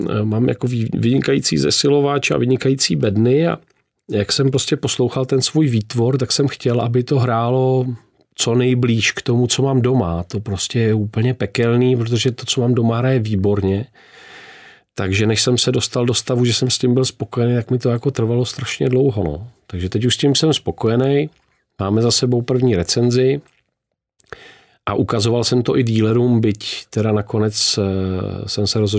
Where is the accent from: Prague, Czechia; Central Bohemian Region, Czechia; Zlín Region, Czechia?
Central Bohemian Region, Czechia; Hýskov; Já jsem z Hískova u Berouna